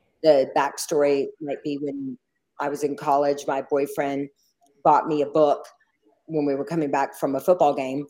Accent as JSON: {"language": "English", "region": "the South", "country": "United States", "tie": "born or raised there", "said": "I'm a little Jewish girl from the South. And from when I grew up in the South, there were not many Jewish kids there"}